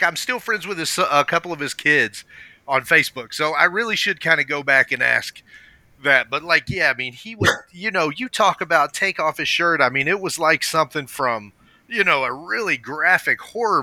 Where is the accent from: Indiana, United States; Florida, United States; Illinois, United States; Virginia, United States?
Virginia, United States; moved away; also born or lived in San Francisco, California / Kentucky; So we moved in with him in Virginia